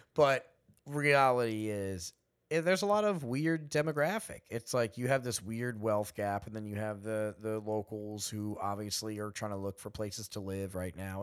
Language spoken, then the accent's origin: English; East Hampton, New York, United States; I'm from literally here